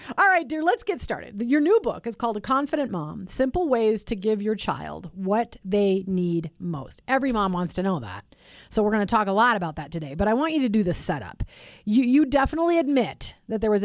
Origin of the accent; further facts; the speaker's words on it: Chicago, Illinois, United States; I was born in Chicago